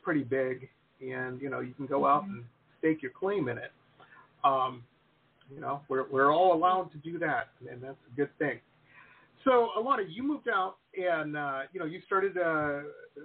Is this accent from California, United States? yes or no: no; Detroit, Michigan, United States; now in South Florida, United States; And we grew up in Detroit. You know, we were living in Detroit at the time, Metro Detroit.